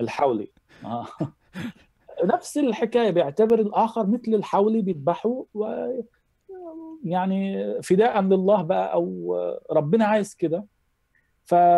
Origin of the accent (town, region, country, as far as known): Giza, Giza Governorate, Egypt; born or raised there; moved away as an adult; now in Germany